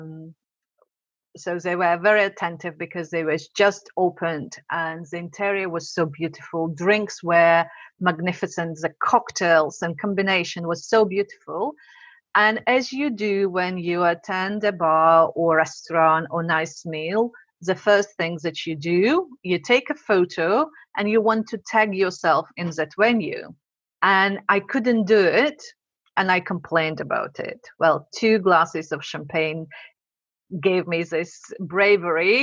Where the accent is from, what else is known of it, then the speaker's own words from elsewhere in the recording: Latvia; English is a second language; moved away as an adult; now in London, United Kingdom; I'm originally from Latvia.